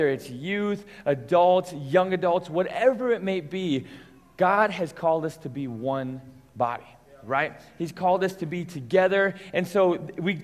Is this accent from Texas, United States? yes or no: no; Englewood, Colorado, United States; I grew up here in Inglewood, Colorado